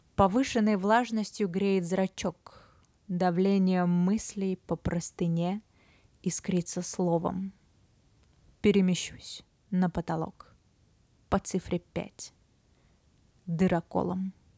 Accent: Novosibirsk, Novosibirsk Oblast, Russia; also born or lived in Moscow; now in Sochi, Russia; период карантина, самоизоляции я провела в родном городе Новосибирске с весны

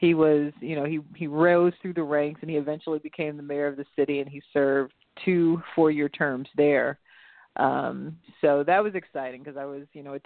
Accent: Rock Hill, Missouri, United States; now in Dallas, United States; I was born and raised in a suburb called Rock Hill. It's a suburb of St. Louis

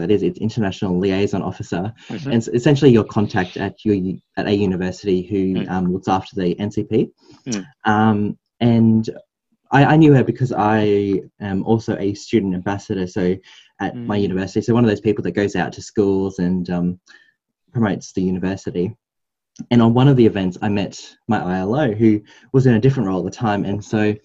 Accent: Gympie, Queensland, Australia; I'm from Gympie, if you know where that is. It's like 1 hour north of the sunny coast, or 2 hours north of Brisbane.

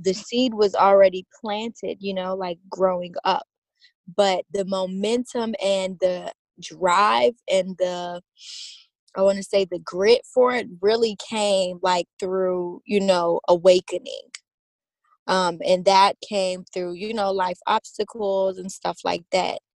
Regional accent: Baton Rouge, Louisiana, United States; I was born on September 25th, 1996, in Baton Rouge, Louisiana

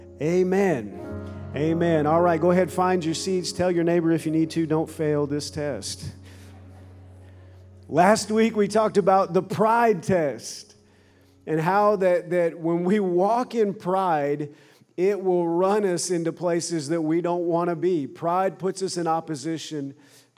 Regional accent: Minnesota, United States; I grew up in Minnesota

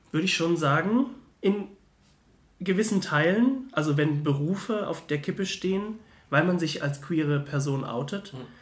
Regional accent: Mannheim, Baden-Württemberg, Germany; now in Heidelberg, Germany; Ich komme eigentlich aus Mannheim, studiere nur gerade in Heidelberg

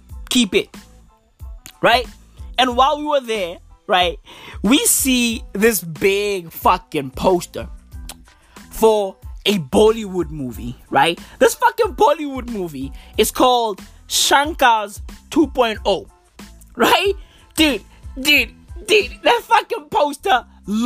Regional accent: Johannesburg, Gauteng, South Africa; I was born and raised in Joburg

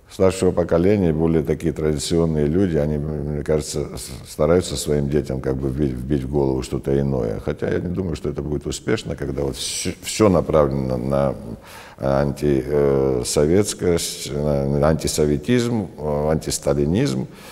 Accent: Georgia; я считаю себя грузином, а, безусловно, грузином. По национальности я грузин

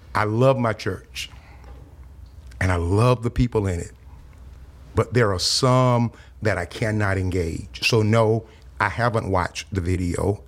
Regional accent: South Louisiana, United States; now in Texas, United States; I grew up in South Louisiana during the late sixties and early seventies.

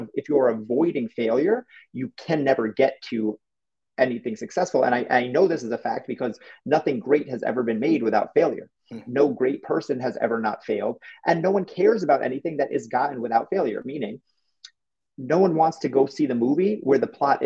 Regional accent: New York, United States; I'm from New York

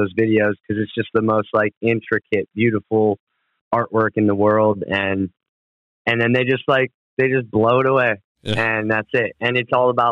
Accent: Cleveland, Ohio, United States; also born or lived in Chicago, Illinois; I grew up in Cleveland, Ohio. I was born in Cleveland, Ohio

